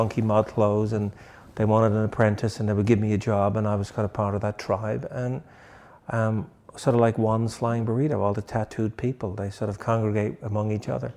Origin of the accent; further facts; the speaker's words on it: Dublin, Leinster, Ireland; moved away as an adult; also born or lived in England; now in United States; I'm from Dublin